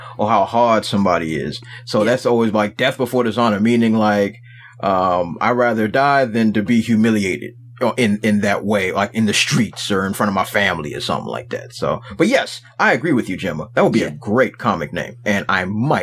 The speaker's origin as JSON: {"language": "English", "town": "Washington", "region": "District of Columbia", "country": "United States", "accent": "hybrid city Southern slang", "said": "I'm from Washington, D.C."}